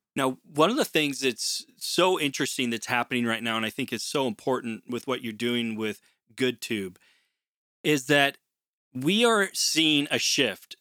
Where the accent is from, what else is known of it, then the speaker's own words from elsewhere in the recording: Portland, Oregon, United States; moved away as an adult; now in Canada; I'm originally from Portland, Oregon